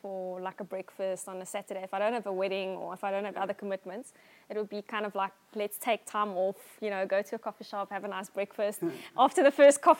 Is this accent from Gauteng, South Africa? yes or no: no; Somerset West, Western Cape, South Africa; also born or lived in Johannesburg; And then we moved to Somerset West, yeah, and I've lived here all my life